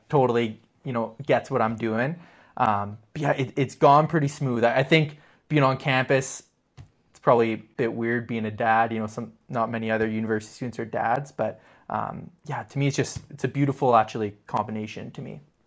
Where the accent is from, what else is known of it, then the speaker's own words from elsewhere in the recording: Ottawa, Ontario, Canada; I grew up in Ottawa